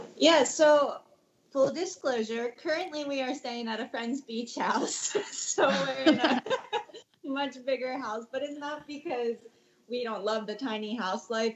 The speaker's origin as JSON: {"language": "English", "region": "Maryland", "country": "United States", "tie": "born or raised there", "moved": "yes", "lives_now": "Santa Cruz, United States", "said": "back home to where I grew up in Maryland"}